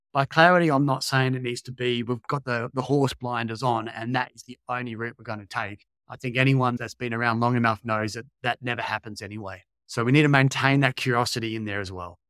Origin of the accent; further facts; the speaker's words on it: Australia; moved away as an adult; also born or lived in Sweden; worked there as an Aussie personal trainer